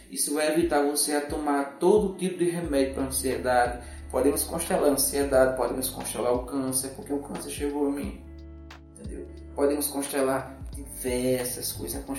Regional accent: Serra Talhada, Pernambuco, Brazil; que eu postei uma pessoa de Serra Talhada, da sua terra, da minha terra

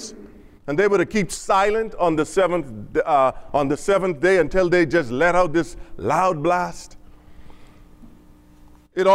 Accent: Bahamas; now in Dallas, United States; I'm from the Bahamas. I'm from the islands

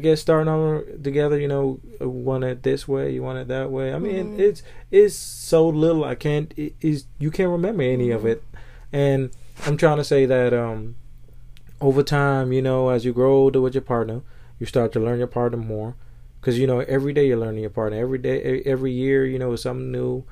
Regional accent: Bahamas; now in United States; I'm from the Bahamas

